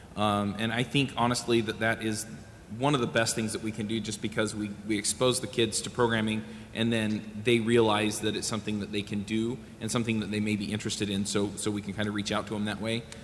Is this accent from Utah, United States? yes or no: yes; Utah, United States; I'm from Utah